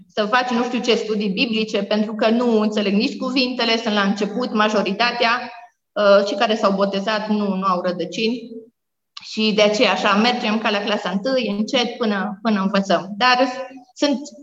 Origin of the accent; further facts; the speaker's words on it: Romania; moved away as an adult; also born or lived in Africa; m-am născut într-un sat, Basarabasta se numește, e un sat mic